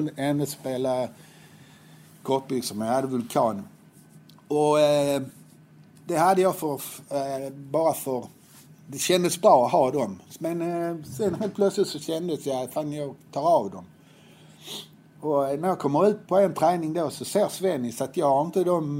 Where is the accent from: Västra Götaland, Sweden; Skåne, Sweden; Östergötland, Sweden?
Skåne, Sweden; Helsingborg; Jag var uppväxt på Höga Borg